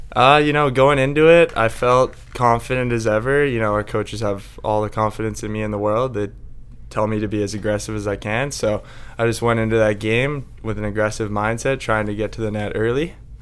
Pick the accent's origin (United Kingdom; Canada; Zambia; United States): Canada; Victoria, British Columbia; I grew up in Victoria